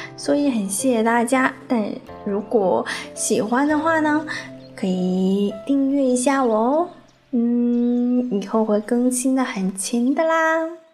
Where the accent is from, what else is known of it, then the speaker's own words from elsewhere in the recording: China; 我们中国人